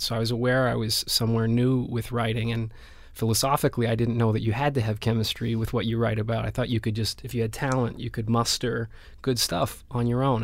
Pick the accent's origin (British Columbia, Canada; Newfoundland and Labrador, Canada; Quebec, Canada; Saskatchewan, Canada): British Columbia, Canada; Vancouver; moved away as an adult; also born or lived in Spain; I grew up in Vancouver, and, and I left Vancouver when I was, what, eighteen, nineteen to go to Spain